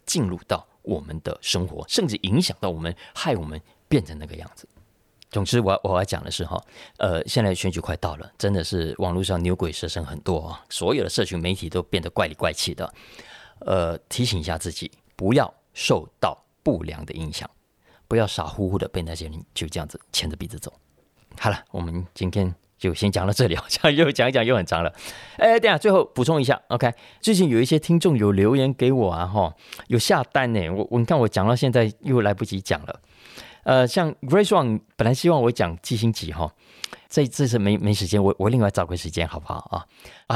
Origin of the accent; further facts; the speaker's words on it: Taiwan; 我们台湾人